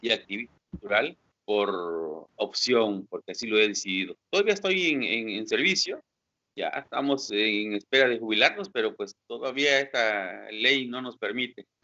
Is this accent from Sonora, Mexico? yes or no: no; Pinotepa Nacional, Oaxaca, Mexico; moved away as an adult; now in José María Morelos, Mexico; yo soy de Pinotepa Nacional